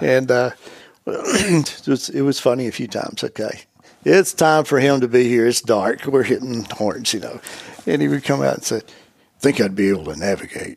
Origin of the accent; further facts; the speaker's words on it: the Southland, United States; I grew up in the Southland